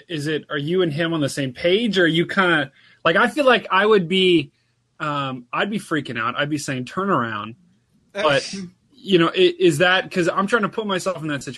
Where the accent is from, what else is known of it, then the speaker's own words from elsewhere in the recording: Ohio, United States; I'm from Ohio, so we don't really get the great storms.